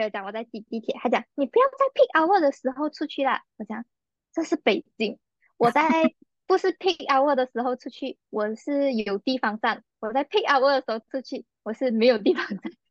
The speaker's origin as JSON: {"language": "Chinese", "country": "Malaysia", "said": "作为一个马来西亚人，就是我们走路的步伐，大家都有目共睹。"}